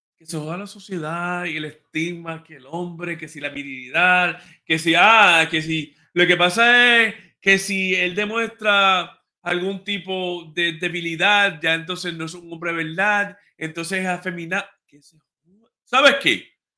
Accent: Ponce, Puerto Rico; yo soy de Ponce

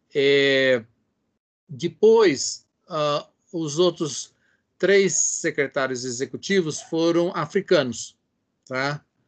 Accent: São Paulo, Brazil; also born or lived in Edinburgh; now in Brasília, Brazil; sou de São Paulo, mas já estou em Brasília ah, desde 1970.

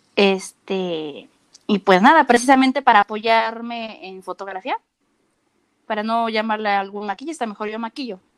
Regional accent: Mexico City, Mexico; yo soy de la Ciudad de México

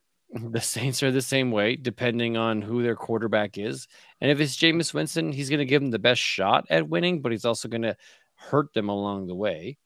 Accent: Canada; a Canadian

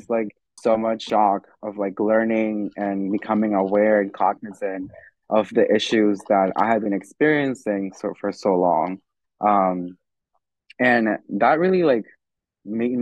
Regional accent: Irvington, New Jersey, United States; I'm from Irvington

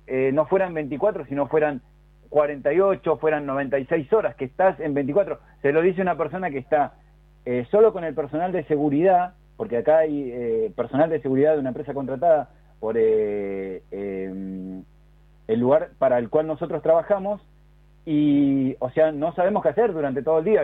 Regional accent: Argentina; aparte de ser argentinos

